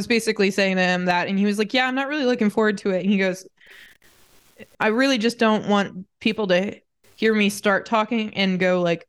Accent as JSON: {"language": "English", "country": "United States", "moved": "yes", "lives_now": "United Kingdom", "said": "that's my right as an American."}